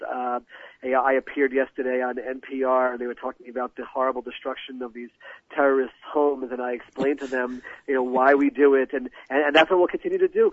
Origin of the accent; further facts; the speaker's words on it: United States; moved away as an adult; now in Israel; growing up in America with non-Jews all around me